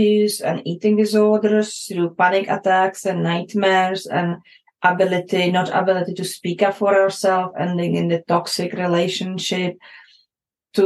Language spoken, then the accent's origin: English; Prague, Czechia; moved away; I grew up in Czech Republic, in that time called Czechoslovakia, in the time of communism era.